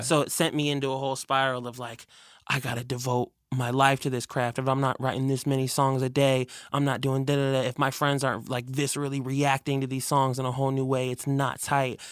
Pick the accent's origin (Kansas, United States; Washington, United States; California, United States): Washington, United States; Burien; technically it's outside of Seattle. It's where I grew up in Berrien